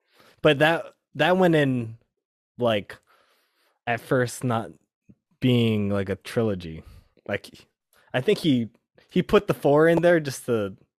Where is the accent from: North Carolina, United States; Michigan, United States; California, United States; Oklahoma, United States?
California, United States; because I'm a Californian.